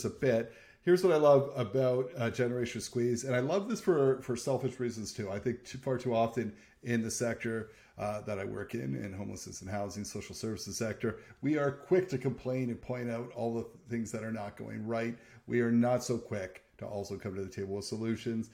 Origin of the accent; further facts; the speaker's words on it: Niagara, Ontario, Canada; moved away; I grew up in Niagara.